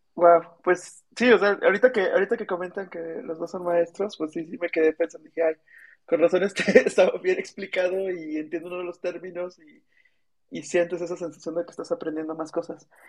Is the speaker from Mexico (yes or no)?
yes; Celaya, Guanajuato, Mexico; moved away; also born or lived in Querétaro / Mexico City; Yo soy de Celaya, Guanajuato